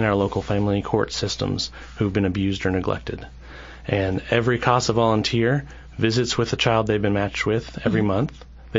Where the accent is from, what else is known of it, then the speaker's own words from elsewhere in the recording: Central Kentucky, United States; I'm a lifelong resident of Central Kentucky